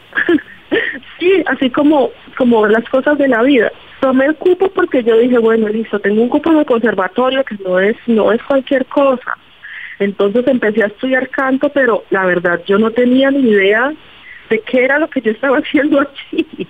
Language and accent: Spanish; Buenaventura, Valle del Cauca, Colombia; Yo nací en Buenaventura, rodeada de las chirimías, rodeada de de este, los arrullados y rodeada de la música salsa